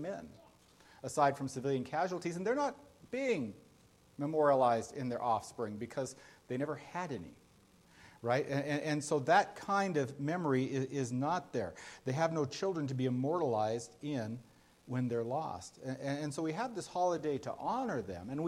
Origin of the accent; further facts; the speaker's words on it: United States; I realized I am an American. I do identify with my country